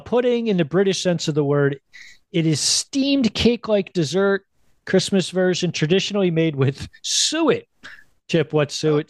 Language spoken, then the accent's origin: English; Philadelphia, Pennsylvania, United States; It was the proudest I ever was of Philadelphia, of being a Philadelphian